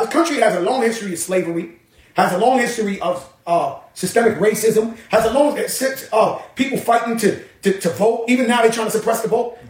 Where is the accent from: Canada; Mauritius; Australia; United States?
United States; New York; I grew up in the neighborhood, ninety percent black